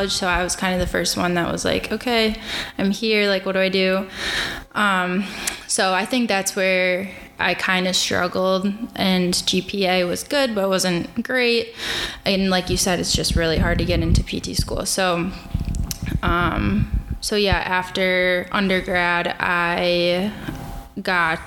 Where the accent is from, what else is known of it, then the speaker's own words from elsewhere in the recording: Port Washington, Wisconsin, United States; also born or lived in La Crosse, Wisconsin; now in Milwaukee, United States; I'm from Port Washington, Wisconsin. Grew up, went to high school there.